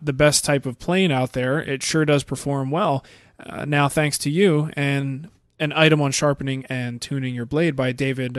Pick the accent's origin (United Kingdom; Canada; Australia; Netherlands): Netherlands; Hey, Matt and Mark, how are you there up over instead of down under? I'm from the Netherlands, and I have a question about hand planes.